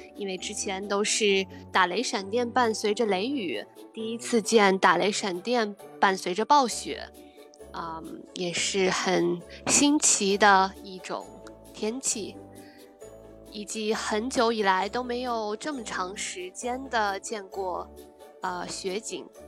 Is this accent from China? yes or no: yes; China; moved away as an adult; also born or lived in Berlin, Germany; now in Germany; 像我在国内的时候，我们的家乡也是非常的干燥，几乎我记得小时候还常常有雪，很厚的雪景